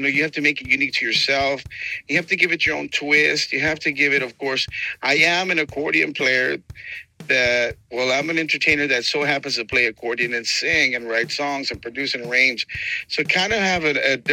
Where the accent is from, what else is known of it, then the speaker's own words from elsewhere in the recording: San Antonio, Texas, United States; first language Spanish; English is a second language; I've been here in Texas, you know, since I was born in Texas, born in San Antonio